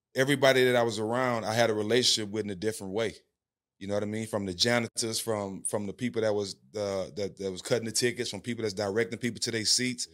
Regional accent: Port Arthur, Texas, United States; also born or lived in Houston, Texas; I grew up on the West Side of Port Arthur, uh, same hometown as … and …

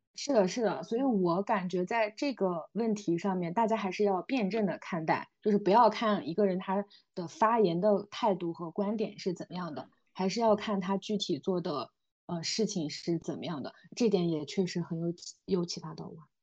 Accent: Xinjiang, China; moved away; 我来自新疆嘛，我也是一个比较偏远的

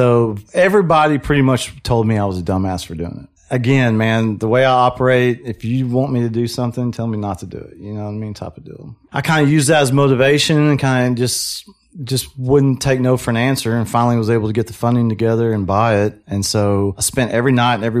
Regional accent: Waco, Texas, United States; I'm from Waco, born and raised, went to Midway High School

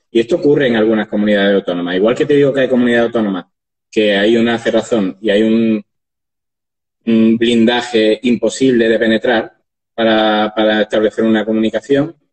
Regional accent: Andalusia, Spain; pues, por ejemplo, en Andalucía, sí, como al final soy andaluz y de aquí nacemos

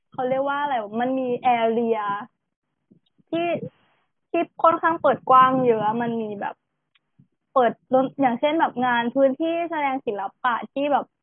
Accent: Bangkok, Thailand; กูต้องกลับมา กรุงเทพกลับมาบ้านเกิด

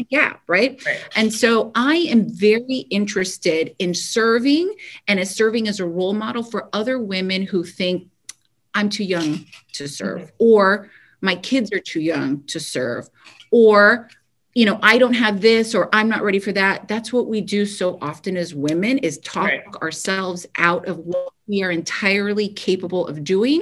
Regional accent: Kendall, Florida, United States; born or raised there

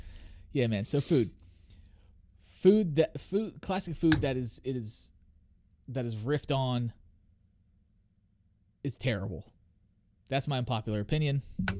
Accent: New Orleans, Louisiana, United States; I learned that when I was born in New Orleans, man.

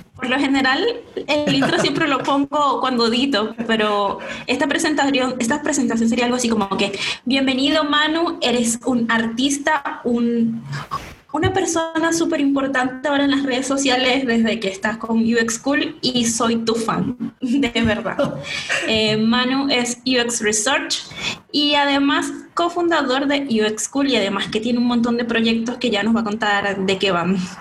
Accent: San Francisco, Zulia, Venezuela; moved away as an adult; now in Santiago, Chile; soy venezolana, todos creen que soy chilena, muchos me han dicho, hey, eres chilena, yo no, no soy chilena, soy venezolana, soy de Maracaibo, específicamente de San Francisco en Zulia.

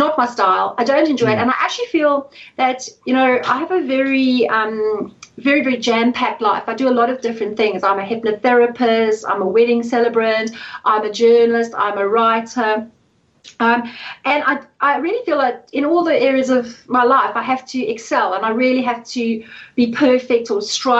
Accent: South Africa; moved away; I'm South African

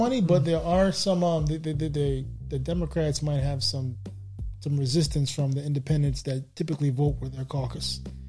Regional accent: New York, United States; We're from New York.

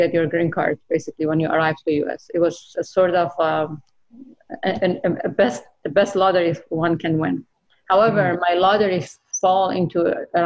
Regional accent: Iran; moved away as an adult; now in United States; as a woman growing up in Iran

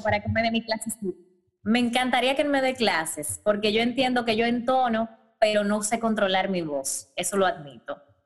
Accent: Dominican Republic; moved away; yo me fui de mi casa, yo me mudé muy joven, que es raro en República Dominicana, yo me independicé a los 18 años

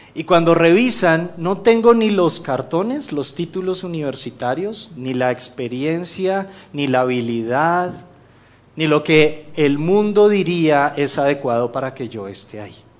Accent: Colombia; moved away; yo vengo de Colombia

